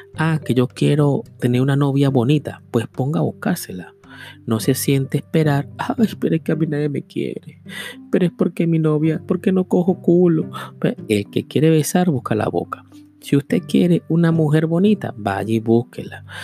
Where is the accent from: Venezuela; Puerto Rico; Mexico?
Venezuela; moved away as an adult; Yo con 20 años quise cambiar mi vida, por eso fue que me fui. Yo no me vine de Venezuela porque había una crisis